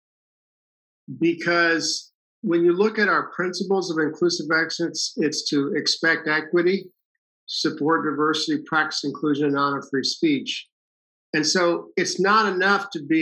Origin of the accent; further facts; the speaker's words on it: San Francisco, California, United States; I'm from San Francisco